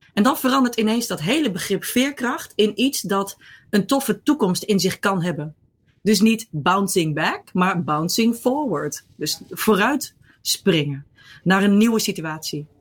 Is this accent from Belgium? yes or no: no; Netherlands; also born or lived in Rotterdam / Ireland; ik kom uit Nederland